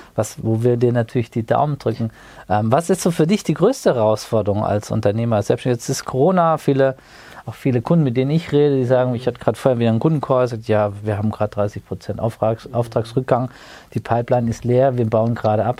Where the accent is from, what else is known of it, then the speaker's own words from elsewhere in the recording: Wiesbaden, Hesse, Germany; Wir hätten uns auch in Wiesbaden treffen können, in unserer beidigen Heimatstadt